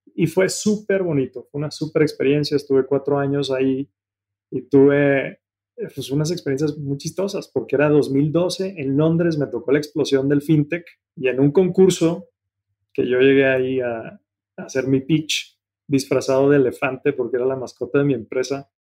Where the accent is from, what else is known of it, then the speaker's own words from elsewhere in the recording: Mexico; moved away as an adult; also born or lived in Germany; a ti y a mí nos tocó afortunadamente crecer en un México de muchas oportunidades